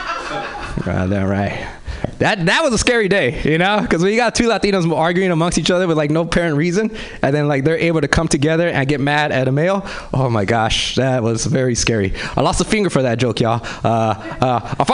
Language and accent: English; Los Angeles, California, United States; I grew up in South Central